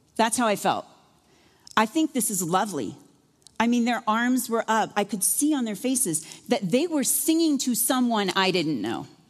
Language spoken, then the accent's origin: English; Iowa, United States; moved away; I'm from Iowa